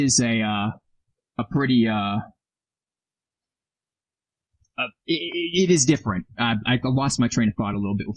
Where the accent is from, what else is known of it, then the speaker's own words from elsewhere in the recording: United States; we're American